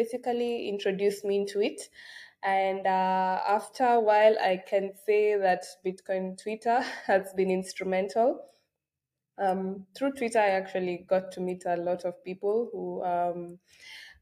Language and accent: English; Kenya; I come from Kenya